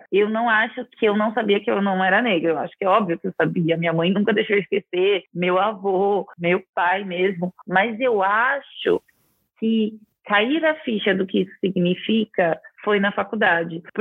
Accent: Araraquara, São Paulo, Brazil; Eu eu nasci em Araraquara, que é uma cidade que, se você for parar para ver os índices e a qualidade de vida, estão muito fora do Brasil, né?

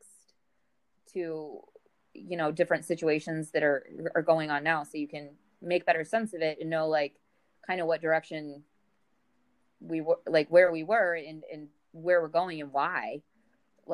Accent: St. Louis, Missouri, United States; I'm from St. Louis, Missouri. So the Mississippi River was a part of my childhood.

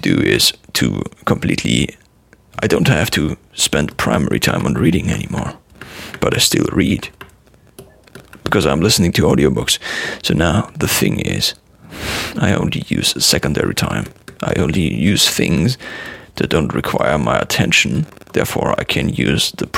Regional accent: Germany; accent: German; I sometimes use my German accent

